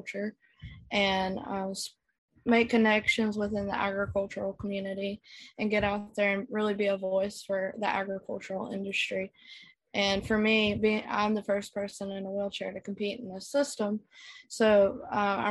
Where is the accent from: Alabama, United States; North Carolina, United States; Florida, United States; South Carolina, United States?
North Carolina, United States; Youngsville; I am from Youngsville, North Carolina